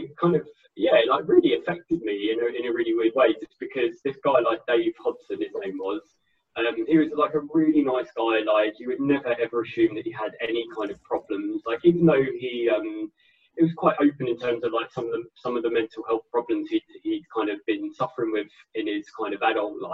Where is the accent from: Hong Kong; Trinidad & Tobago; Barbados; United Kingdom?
United Kingdom; Enfield, London; moved away as an adult; now in Nottingham, United Kingdom; originally I'm from Enfield in North London. I now live in Nottingham in the Midlands in the UK